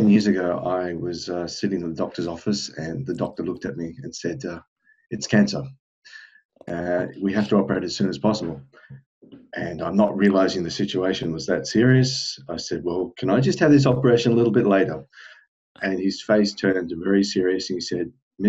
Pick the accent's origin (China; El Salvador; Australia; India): Australia; moved away as an adult; now in South Korea; I'm from Australia originally, and I'm currently residing in South Korea. And I've been here for at least 10 years now.